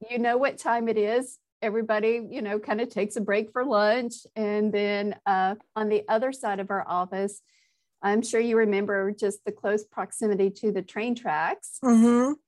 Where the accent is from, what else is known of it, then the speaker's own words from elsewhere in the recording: Nashville, Tennessee, United States; moved away as an adult; also born or lived in Birmingham, Alabama / Atlanta, Georgia; now in Exeter, United States; i grew up i was grew up in nashville tennessee